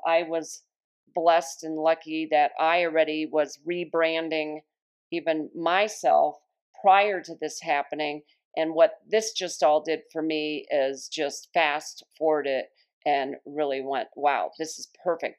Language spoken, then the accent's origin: English; Long Island, New York, United States; moved away; I was born in New York, so once in a while, a New York word will come out just to remind me that I was born in Long Island